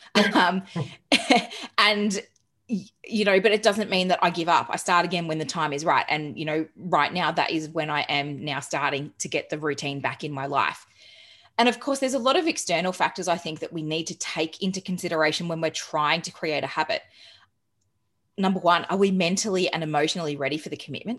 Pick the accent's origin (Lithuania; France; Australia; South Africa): Australia; Geelong, Victoria; also born or lived in England; now in Melbourne, Australia; I moved to Melbourne because I'm originally from Geelong